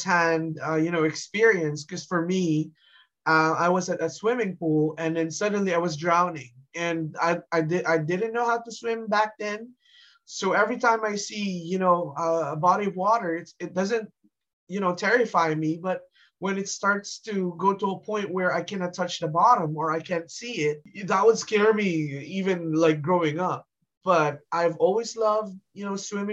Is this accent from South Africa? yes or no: no; Canada; I'm from Canada